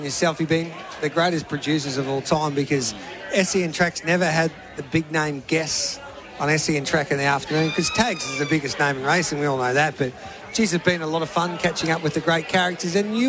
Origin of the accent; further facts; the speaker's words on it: the Mallee, Victoria, Australia; the Mallee boys stick together. I'm from Birdship.